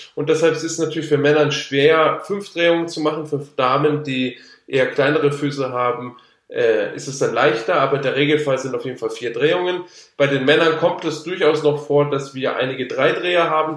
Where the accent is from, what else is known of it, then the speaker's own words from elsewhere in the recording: Allgäu, Bavaria, Germany; also born or lived in Würzburg; bin da mit meinen Eltern zusammen nach der vierten Klasse, genau nach der vierten Klasse, also mit zehn Jahren dann ins Allgäu gezogen